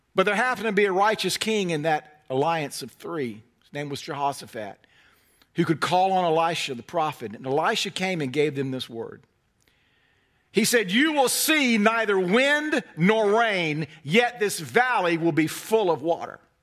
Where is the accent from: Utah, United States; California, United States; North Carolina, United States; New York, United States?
North Carolina, United States; I'm from North Carolina, hence the carefully honed accent